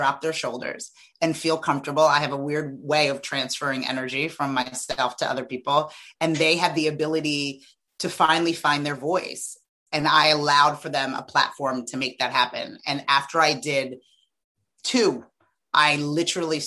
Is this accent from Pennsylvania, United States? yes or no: no; New Jersey, United States; also born or lived in Freetown, Sierra Leone; I grew up in Southern New Jersey